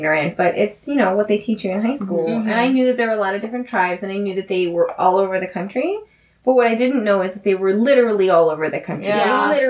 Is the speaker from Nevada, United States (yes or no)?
yes; Las Vegas, Nevada, United States; I grew up in Vegas